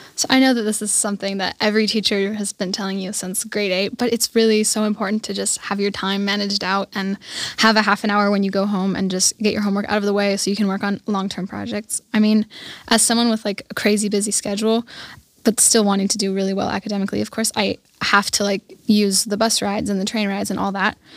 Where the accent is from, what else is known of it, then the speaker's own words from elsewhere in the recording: Germany; now in Garmisch, Germany; I lived in a small German village called Schweinsat, and that's where I grew up